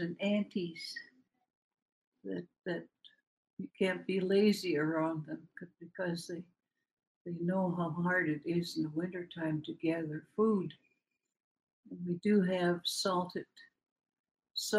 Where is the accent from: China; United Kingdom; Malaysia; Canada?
Canada; Port Simpson, British Columbia; moved away as an adult; now in Metlakatla, United States; I've been here in Metlakatla for 64 years. I come from Port Simpson, B.C.